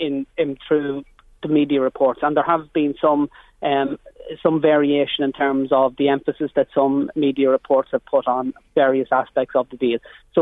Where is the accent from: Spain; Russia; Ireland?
Ireland; as Irish political representatives